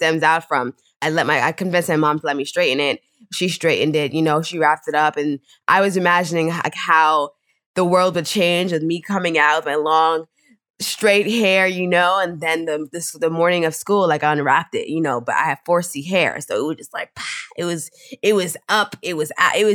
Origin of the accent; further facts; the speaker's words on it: Pennsylvania, United States; also born or lived in Brooklyn, New York; So I was raised in Brooklyn for like the first like 7 years of my life. And then we moved to Pennsylvania